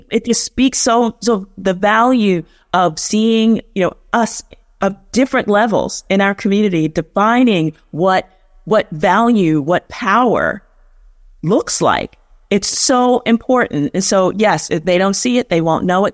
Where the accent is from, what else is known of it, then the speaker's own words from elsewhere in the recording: New York City, New York, United States; I'm from the South, South Bronx, so South Bronx all day